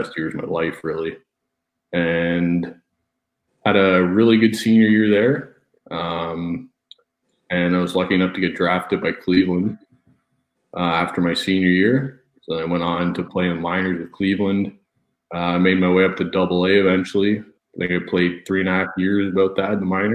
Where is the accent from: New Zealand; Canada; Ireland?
Canada; Welland, Ontario; now in Sudbury, Canada; I grew up in Welland, Ontario.